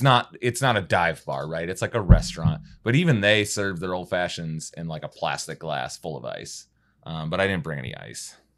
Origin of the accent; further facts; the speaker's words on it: Wisconsin, United States; now in Kentucky, United States; Wisconsin guy here